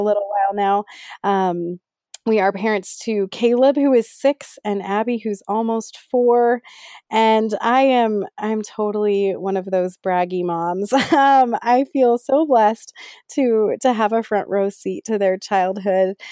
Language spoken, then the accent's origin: English; Bay Area, California, United States; moved away as an adult; also born or lived in Ohio / Pittsburgh, Pennsylvania; now in Las Vegas, United States; I grew up in the Bay Area in California, and now I live with my family in Las Vegas, Nevada